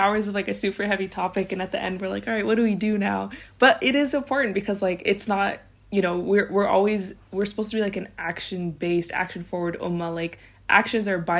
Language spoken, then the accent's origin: English; United States; we as American Muslims